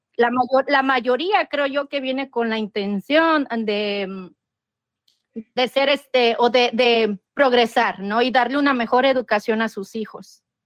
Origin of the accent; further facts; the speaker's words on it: Mexico; moved away as an adult; now in United States; yo soy mexicana